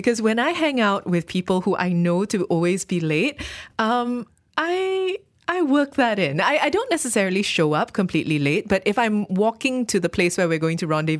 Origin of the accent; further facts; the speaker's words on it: Malaysia; It almost felt like I was being extra Malaysian by being just, you know, that little bit lax about time